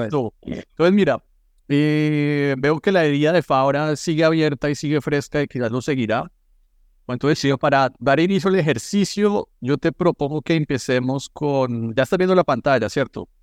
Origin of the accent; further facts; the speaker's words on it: Colombia; yo como colombiano